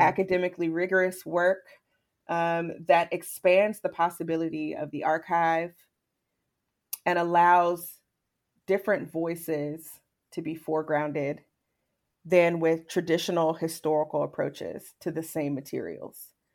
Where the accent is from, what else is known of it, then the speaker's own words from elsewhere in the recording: Charlottesville, Virginia, United States; now Charlottesville's my hometown, and I grew up taking field trips to Monticello